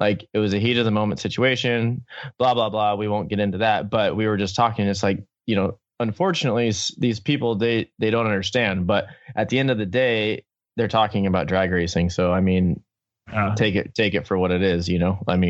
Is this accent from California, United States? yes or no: yes; Southern California, United States; I grew up in SoCal.